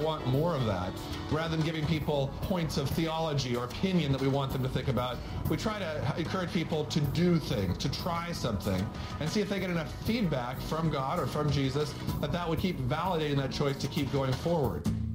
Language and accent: English; Boston, Massachusetts, United States; I'm a Bostonian